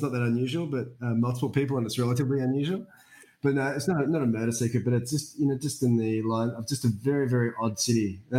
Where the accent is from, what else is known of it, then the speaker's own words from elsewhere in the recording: Perth, Western Australia, Australia; I grew up in Perth, and Perth is a fucked up city.